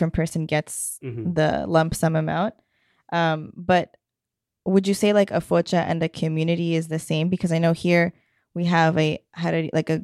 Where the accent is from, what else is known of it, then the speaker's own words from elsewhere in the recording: Canada; being born and raised in Canada